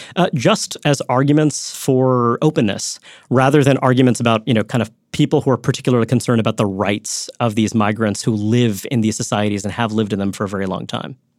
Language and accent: English; New York, United States; I grew up in Brooklyn, New York